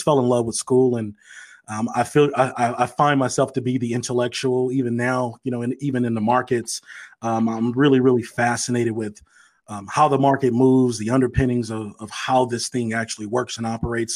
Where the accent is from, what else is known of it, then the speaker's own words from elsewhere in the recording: East St. Louis, Illinois, United States; born and raised in East St. Louis, Illinois